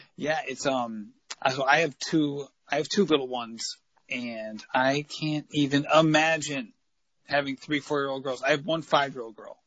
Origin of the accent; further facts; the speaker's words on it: New England, United States; growing up in New England